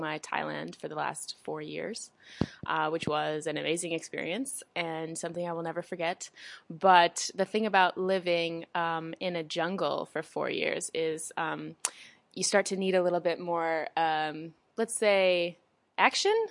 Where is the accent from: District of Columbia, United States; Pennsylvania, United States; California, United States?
District of Columbia, United States; Washington; moved away as an adult; I was born in what, the Washington, D C area